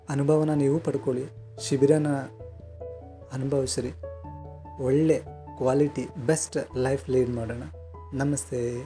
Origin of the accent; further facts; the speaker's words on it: a small village in Mandya district, Karnataka, India; moved away as an adult; also born or lived in Maharashtra; ನಾನು ಮಂಡ್ಯ ಜಿಲ್ಲೆಯಲ್ಲಿ ಒಂದು ಚಿಕ್ಕ ಹಳ್ಳಿಯಿಂದ ಮಿಡ್ ಕ್ಲಾಸ್ ಫ್ಯಾಮಿಲಿಯಿಂದ ಬಂದವನು